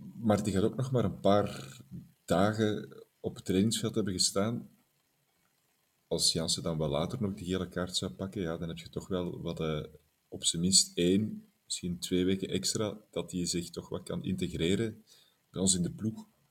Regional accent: Belgium; wij als Belgen

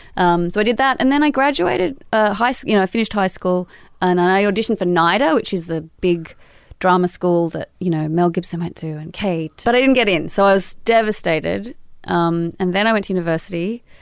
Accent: Sydney, New South Wales, Australia; born or raised there; moved away

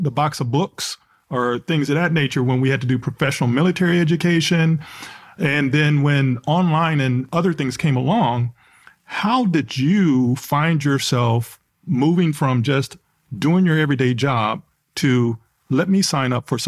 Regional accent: Texas, United States; I'm trying to gather myself here, sir, because I'm from Texas. I'm a Dallas Cowboy fan, heart to heart, and athlete.

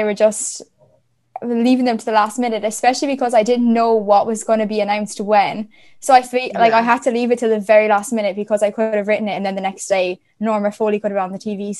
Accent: Cork, Munster, Ireland; I'm from Cork

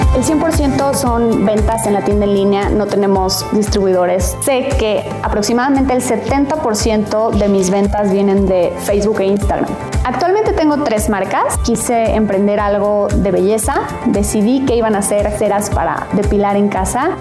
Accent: Guadalajara, Jalisco, Mexico; soy de Guadalajara, Jalisco

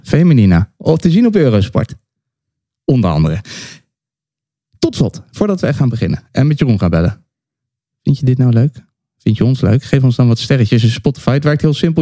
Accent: The Hague, South Holland, Netherlands; in Den Haag met z'n drieën bij elkaar. Vijf minuten fietsen van eh, waar ik ben opgegroeid.

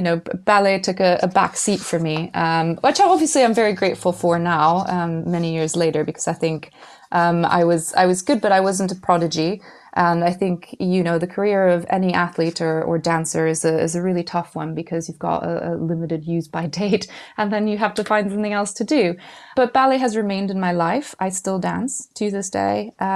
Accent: Mexico; moved away; You know, I came from Mexico when I was growing up, so I'm old enough that I grew up in the late 80s, early 90s, and it wasn't renowned for its educational system.

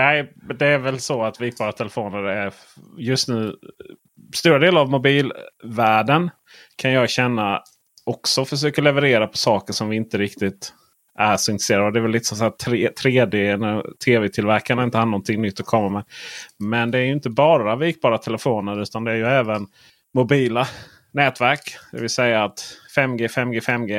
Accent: near Bräkne-Hoby, Blekinge, Sweden; moved away; jag är uppvuxen rätt nära Bräkne-Hoby

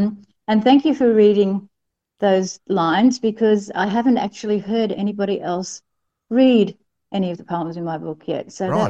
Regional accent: New South Wales, Australia; the hospital where I was born in New South Wales.

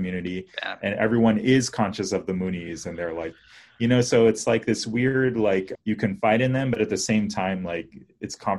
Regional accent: Tarrytown, New York, United States; also born or lived in Washington, D.C.; when I was like 3, we moved to New York, Tarrytown, New York

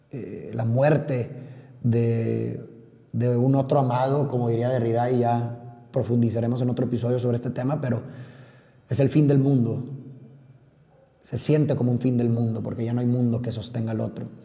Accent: Monterrey, Nuevo León, Mexico; como muchos de ustedes sabrán, soy de Monterrey, Nuevo León, México. Un saludo a todos los regios que nos escuchan en este momento.

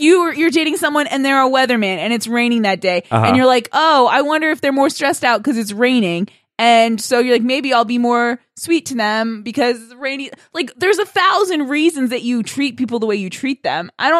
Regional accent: Rockville, United States; I grew up in Rockville.

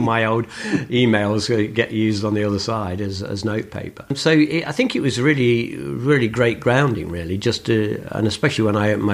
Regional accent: Nottingham, East Midlands, United Kingdom; also born or lived in Beeston, Nottinghamshire; Nottingham, which is my hometown

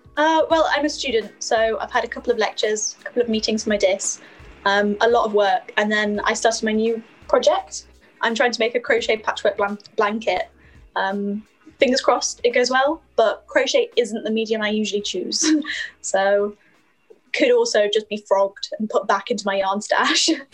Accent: Skipton, Yorkshire and the Humber, United Kingdom; accent: northern lilt; moved away as an adult; now in Durham, United Kingdom; my hometown, Skipton

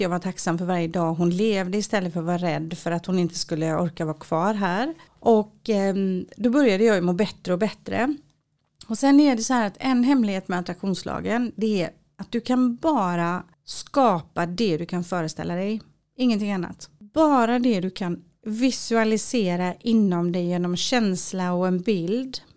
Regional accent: Sweden; also born or lived in Israel; jag är svensk. Jag insåg verkligen att jag är jättesvensk

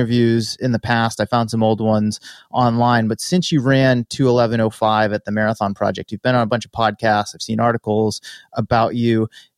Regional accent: Massachusetts, United States; now in California, United States; Growing up in Massachusetts, I drove past the New Balance headquarters on the Mass Pike all the time. Still do, in fact, when I go home to visit my family and friends.

